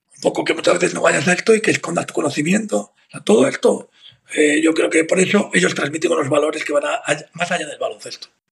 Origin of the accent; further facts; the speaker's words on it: Madrid, Community of Madrid, Spain; Yo soy de Maristas, hmm. de aquí de Madrid